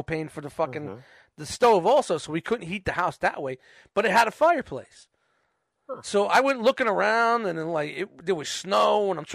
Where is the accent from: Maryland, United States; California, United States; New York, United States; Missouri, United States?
New York, United States; New York City; moved away as an adult; I was 21 from Brooklyn